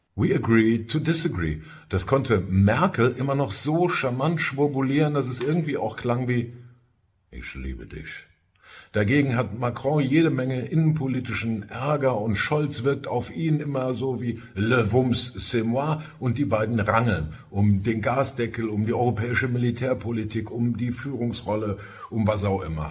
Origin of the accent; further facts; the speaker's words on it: Ruhr area, North Rhine-Westphalia, Germany; Bei uns im Ruhrgebiet